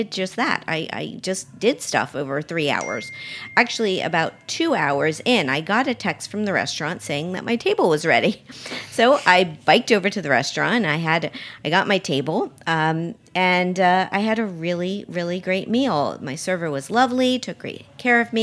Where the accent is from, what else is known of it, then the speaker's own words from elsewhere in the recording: Miami, Florida, United States; moved away; my hometown of Miami